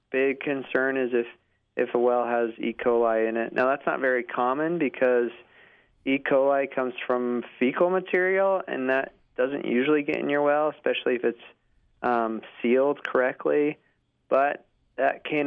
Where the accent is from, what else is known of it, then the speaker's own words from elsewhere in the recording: Utah, United States; moved away as an adult; also born or lived in Charlottesville, Virginia; now in Oklahoma, United States; I grew up in Utah